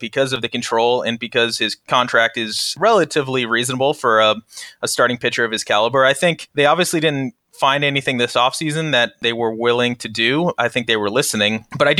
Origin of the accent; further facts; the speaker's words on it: Kansas City, United States; I grew up in the Kansas City suburbs.